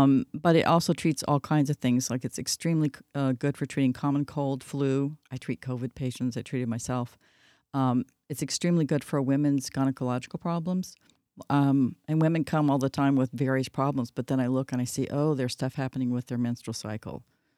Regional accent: Idaho, United States; also born or lived in Texas; So we moved to Idaho for a while when I was learning to speak. So I sound more like people from Idaho than

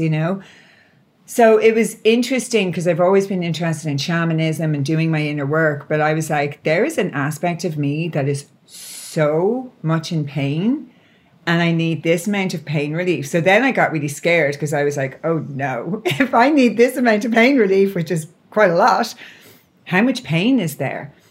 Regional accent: Ireland; I'm Irish.

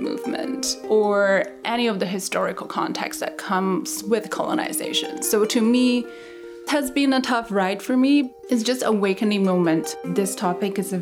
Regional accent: China; also born or lived in Hong Kong; now in Vancouver, Canada; I moved to Vancouver from Hong Kong, but I'm originally from mainland China.

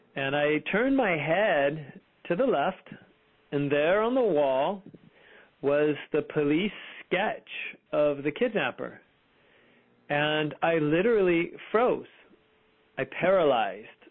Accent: Fremont, California, United States; I grew up in Fremont, California

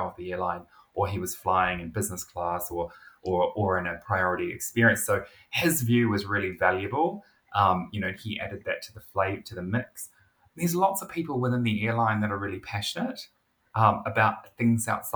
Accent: New Zealand; As a New Zealander

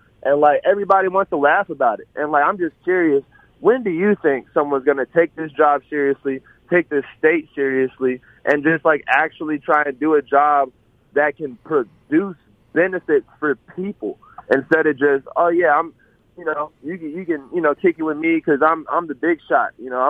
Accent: Vicksburg, Mississippi, United States; born there; I wouldn't necessarily claim to be, like, a full-fledged Mississippian, but I was born in Vicksburg, but I've been all over the United States

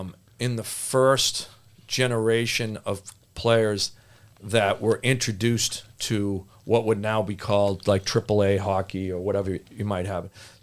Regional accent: Boston, Massachusetts, United States; Yeah, well, we grew up in Hyde Park.

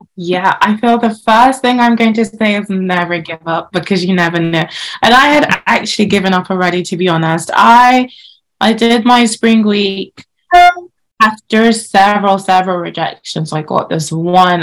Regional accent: Nigeria; now in United Kingdom; growing up in Nigeria, Nigeria is a very patri- patriarchal society.

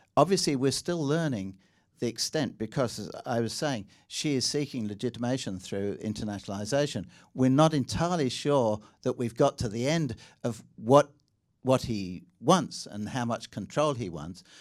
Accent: England, United Kingdom; accent: slightly English; now in Australia; my slightly English accent

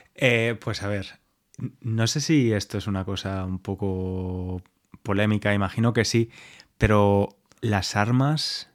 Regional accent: Spain; como español

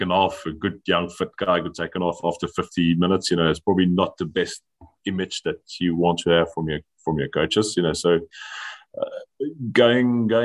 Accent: South Africa; moved away as an adult; now in Biarritz, France; I am South African

